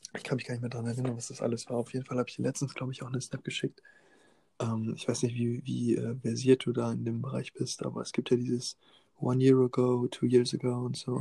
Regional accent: Osnabrück, Lower Saxony, Germany; meinem Heimatort Osnabrück

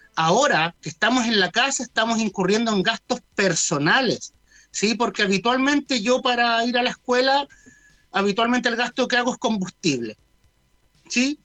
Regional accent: Chile; nosotros debemos sentirnos orgullosos como chilenos

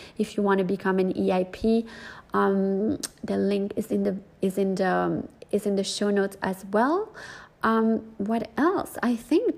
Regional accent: North Miami Beach, Florida, United States; moved away as an adult; also born or lived in New York; my actual hometown where I grew up, North Miami Beach

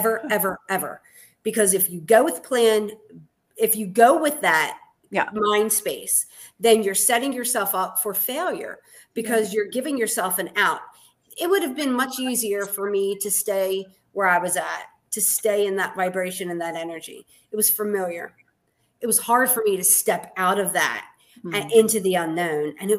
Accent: Baltimore, Maryland, United States; moved away as an adult; now in Gettysburg, United States; I'm actually from Baltimore City.

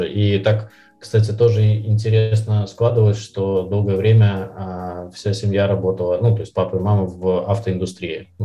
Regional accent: Minsk, Belarus; я из Минска, э, да, то есть у меня мама с Украины … mm-hmm. с которым мне здесь в Минске было в школьное время непросто

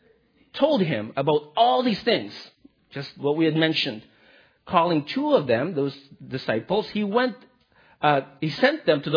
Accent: Philippines; I'm Filipino.

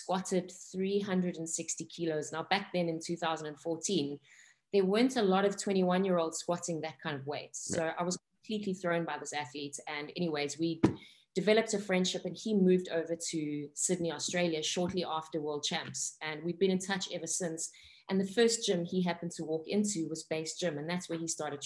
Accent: South Africa; I am South African from Italian heritage. So my family is Italian, but born and brought up in South Africa

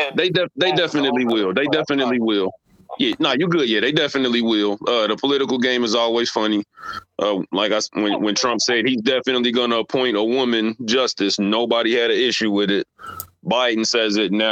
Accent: Cincinnati, Ohio, United States; I grew up in Cincinnati

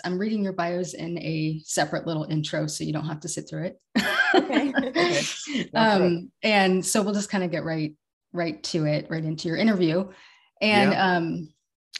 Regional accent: Woodacre, California, United States; I grew up in Woodacre, where Spirit Rock is.

